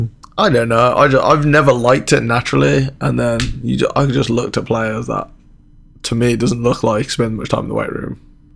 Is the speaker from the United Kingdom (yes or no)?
yes; England, United Kingdom; moved away; I grew up in England